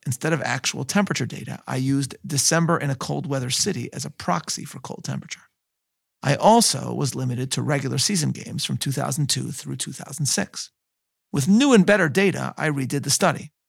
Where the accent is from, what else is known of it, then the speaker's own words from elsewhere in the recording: Chicago, Illinois, United States; my hometown of Chicago